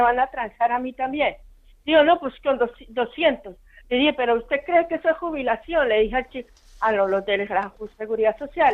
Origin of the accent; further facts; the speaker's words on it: Colombia; now in Spain; yo no soy de aquí, yo soy de Colombia.